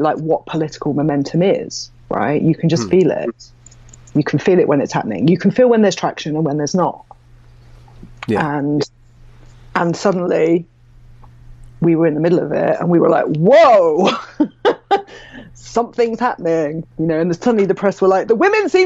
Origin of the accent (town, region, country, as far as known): United Kingdom